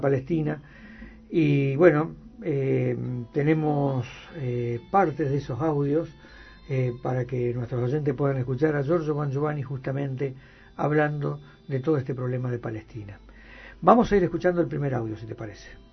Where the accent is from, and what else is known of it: Argentina